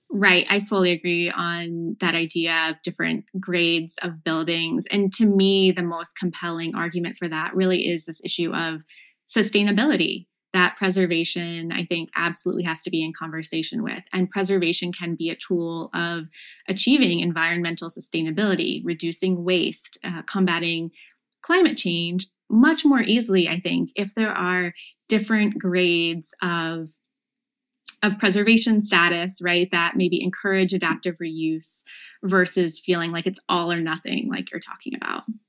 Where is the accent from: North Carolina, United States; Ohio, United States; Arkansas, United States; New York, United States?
Ohio, United States; Chillicothe; moved away as an adult; also born or lived in Cambridge, Massachusetts / Virginia; I'm from Chillicothe, Ohio, the heart of Appalachian Ohio, so about an hour south of Columbus.